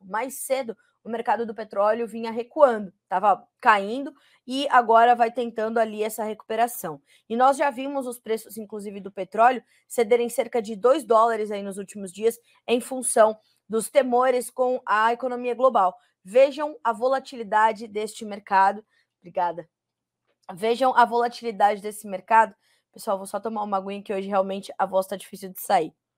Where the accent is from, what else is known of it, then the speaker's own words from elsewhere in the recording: São Paulo, Brazil; Eu que sou paulistana, fico feliz em dizer que, né, é, tenho muita história com São Paulo